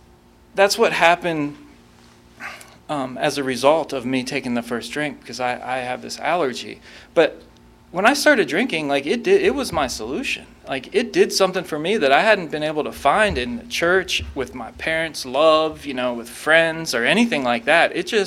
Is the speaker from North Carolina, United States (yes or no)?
yes; Raleigh, North Carolina, United States; I grew up in North Raleigh, and I moved around a lot when I was a kid, but when people ask me where I'm from, I tell them North Carolina, and I say it very proudly.